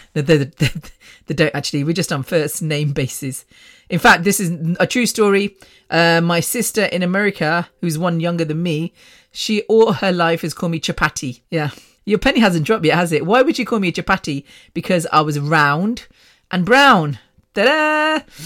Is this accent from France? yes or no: no; Coventry, West Midlands, United Kingdom; British born, born in Coventry at Ward's Grave Hospital